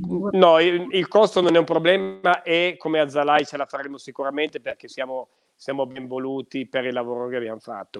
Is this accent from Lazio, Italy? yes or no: no; Piedmont, Italy; Abbiamo delle gemme qua da noi, nel Tortonese